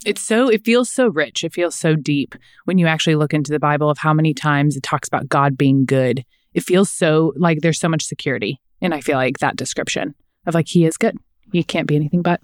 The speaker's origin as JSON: {"language": "English", "town": "Kansas City", "region": "Missouri", "country": "United States", "said": "We're from Kansas City"}